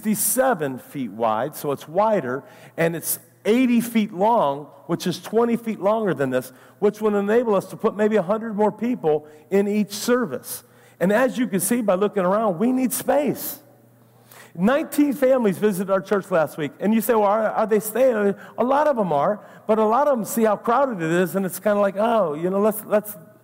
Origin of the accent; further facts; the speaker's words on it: Ohio, United States; now in Naples, United States; I'm from Ohio